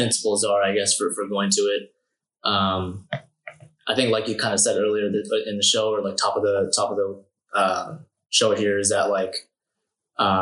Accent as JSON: {"language": "English", "country": "Canada", "said": "as a Canadian"}